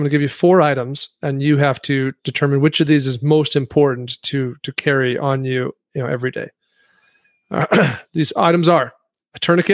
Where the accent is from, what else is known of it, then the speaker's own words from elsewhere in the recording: Rock Springs, Wyoming, United States; that's my hometown. I was born and raised in Rock Springs.